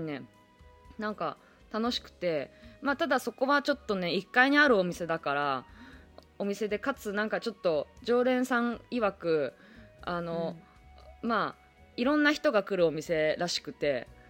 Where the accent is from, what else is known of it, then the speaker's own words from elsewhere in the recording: Toyama, Japan; now in Tokyo, Japan; まあ富山帰っとったりとかもしとったからね地元に帰ったりとか